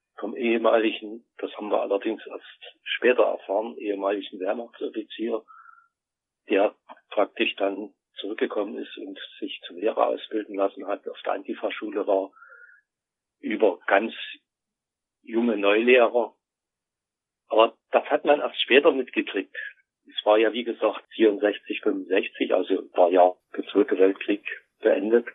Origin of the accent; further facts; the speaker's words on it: East Germany, Germany; Ich bin ja in der DDR groß geworden.